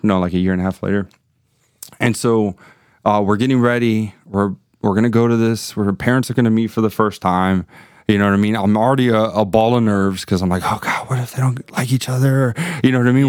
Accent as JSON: {"language": "English", "town": "Miami", "region": "Florida", "country": "United States", "tie": "born or raised there", "also_born_or_lived": "Gainesville, Florida", "moved": "as an adult", "said": "born and raised in Miami"}